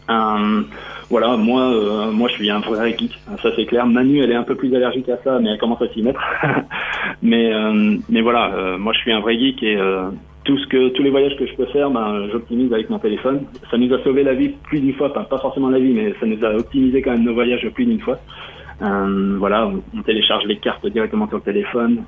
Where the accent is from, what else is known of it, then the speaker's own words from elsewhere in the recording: Normandy, France; now in Rennes, France; je suis normand